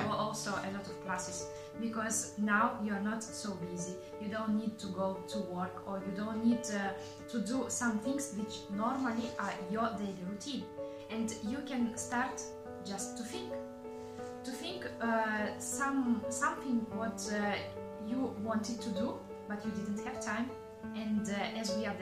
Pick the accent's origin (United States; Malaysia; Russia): Russia; now in Molinella, Italy; from Russia